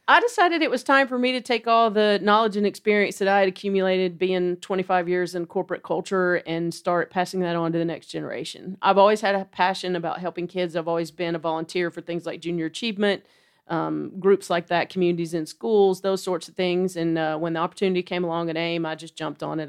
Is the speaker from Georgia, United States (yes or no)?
yes; Dalton, Georgia, United States; moved away as an adult; now in Chattanooga, United States; I've grown up in this area. I'm from Dalton, just right down the road